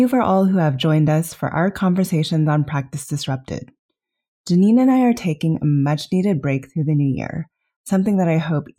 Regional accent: Los Alamos, New Mexico, United States; As a daughter of a plasma physicist and a computer scientist, I grew up in Los Alamos, New Mexico, which is a pretty unusually diverse place given its size. In my younger years, a lot of discrimination came from the fact that I was from Los Alamos.

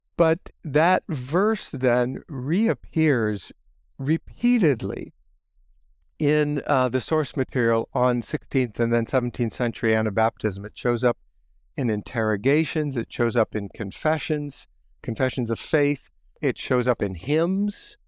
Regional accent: Holmes County, Ohio, United States; moved away as an adult; now in Goshen, United States; I grew up in Holmes County, Ohio

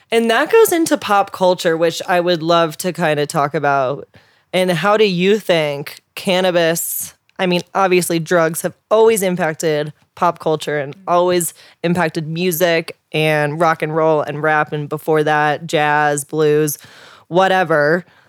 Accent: St. Louis, Missouri, United States; I'm from Saint Louis, Missouri

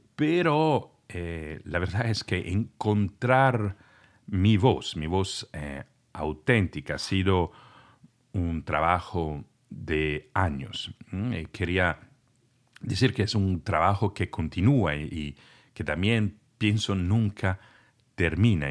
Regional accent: Italy; first language Italian; Spanish is a second language; moved away; soy de Italia y conocía este idioma en ese entonces solamente

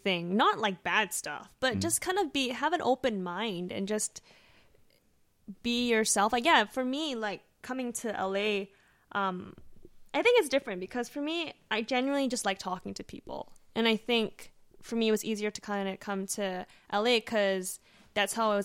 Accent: Vancouver, British Columbia, Canada; moved away as an adult; now in Los Angeles, United States; I'm from Vancouver.

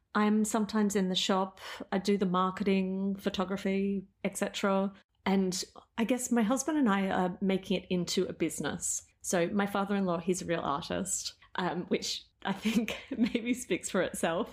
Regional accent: Melbourne, Victoria, Australia; moved away as an adult; also born or lived in Amsterdam; now in Tokyo, Japan; I'm originally from Melbourne.

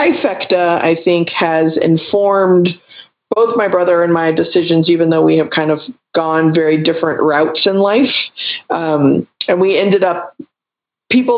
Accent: Texas, United States; I'm originally from Texas and I grew up with professional bodybuilders and powerlifters in my life

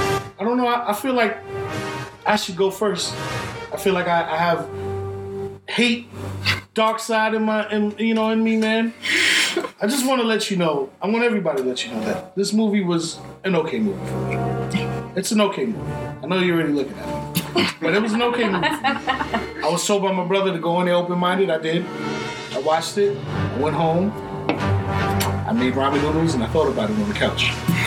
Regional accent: New York, United States; I'm from New York

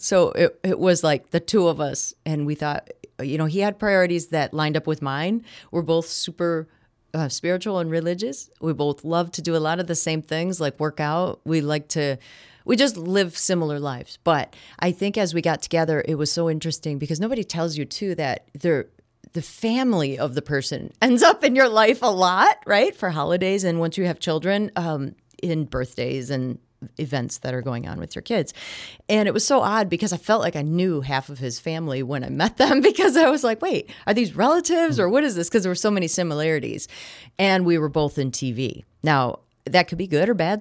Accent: Kenosha, Wisconsin, United States; moved away as an adult; also born or lived in Florida; I grew up in Kenosha, Wisconsin, watching Milwaukee and Chicago T V.

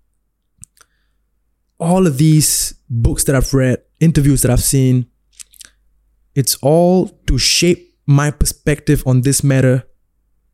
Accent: Singapore; I rap about Singapura because that's my hometown

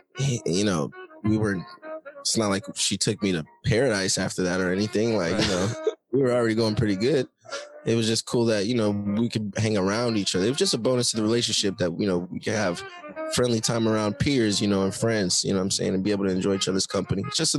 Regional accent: Oakland, California, United States; Nah, East Oakland.

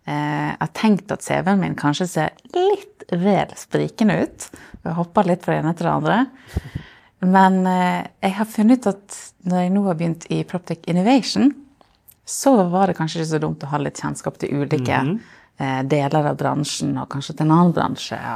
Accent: Solund, Vestland, Norway; now in Bergen, Norway; Fra Solund, helt ytterst i Sogn.

